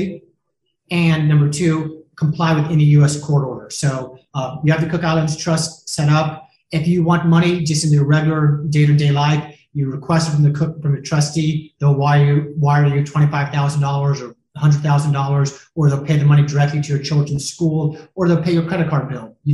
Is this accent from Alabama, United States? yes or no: no; Jacksonville, Florida, United States; moved away as an adult; also born or lived in Denver, Colorado; now in Miami Beach, United States; I'm originally from Jacksonville, Florida